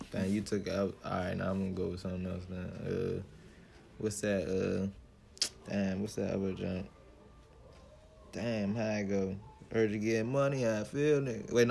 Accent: Washington, District of Columbia, United States; See, I'm I'm from Sursum Corda, so my neighborhood support me.

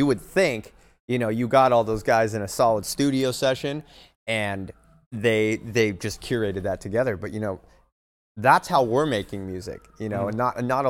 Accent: Bay Area, California, United States; I'm from the Bay Area

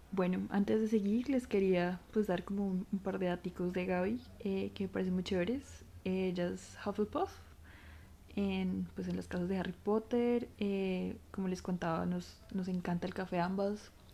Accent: Colombia; somos colombianas, porque hablamos español

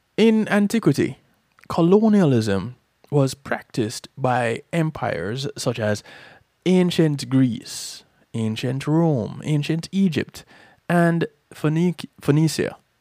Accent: Jamaica; I'm from Jamaica

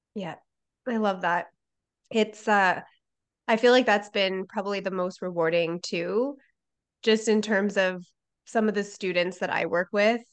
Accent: Canada; I'm from Canada

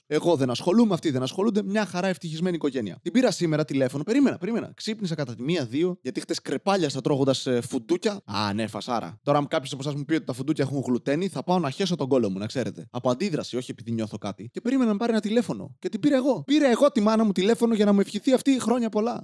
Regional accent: Serres, Central Macedonia, Greece; moved away; είμαι από σέρε.

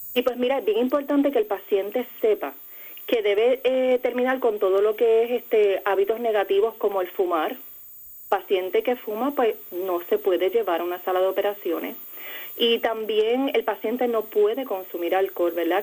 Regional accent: Peñuelas, Puerto Rico; yo soy naturalmente de Ponce, en el pueblo de Peñuela

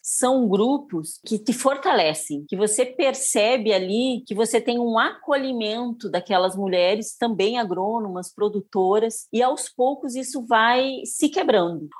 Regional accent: Paraná, Brazil; moved away as an adult; also born or lived in Porto Alegre, Rio Grande do Sul; now in Luís Eduardo Magalhães, Brazil; Eu nasci no Paraná

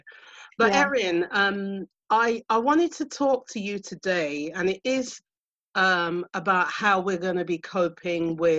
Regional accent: United Kingdom; accent: UK; I'm in the UK because you can hear from my accent.

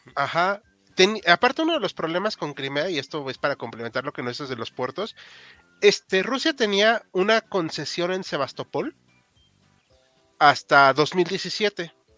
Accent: Mexico; como mexicano

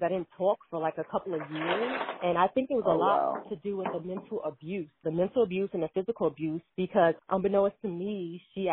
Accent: New York City, New York, United States; I grew up in Brooklyn, in the PJs, projects

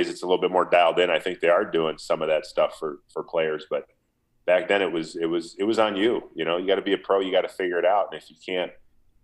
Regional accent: Minnesota, United States; getting drafted by my hometown team.

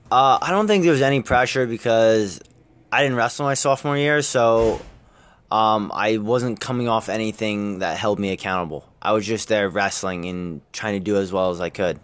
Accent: Nazareth, Pennsylvania, United States; growing up in Nazareth, it's, it's a town that eats, breathes, and sleeps wrestling

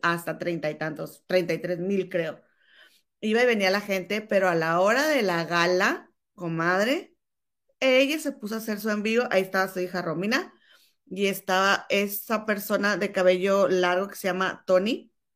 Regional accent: Monterrey, Nuevo León, Mexico; now in London, United Kingdom; mi comadre y yo somos hermanas y chachalacas y somos originarias de la Sultana del Norte de Monterrey, Nuevo León, México. Nada más que mi comadre ahora reside en Chicago y yo en Londres

